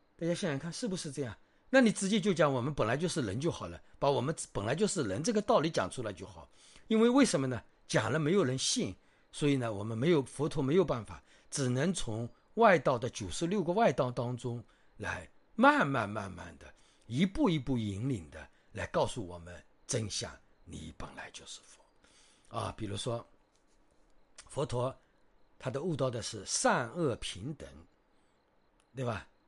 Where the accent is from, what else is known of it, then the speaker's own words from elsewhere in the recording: China; 特别是我们中国人